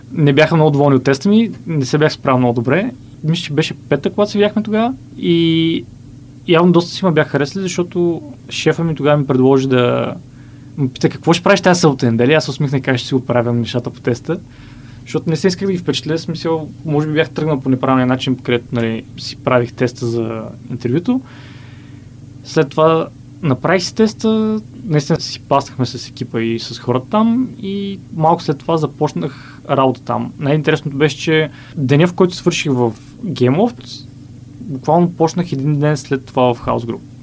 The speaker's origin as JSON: {"language": "Bulgarian", "country": "Bulgaria", "tie": "born or raised there", "moved": "as an adult", "said": "След това се върнах в България, установих се в родния ми град"}